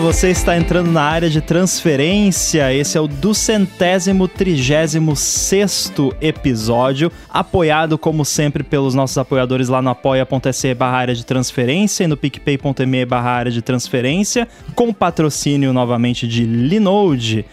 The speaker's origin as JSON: {"language": "Portuguese", "region": "Rio Grande do Sul", "country": "Brazil", "said": "eu sou gaúcho"}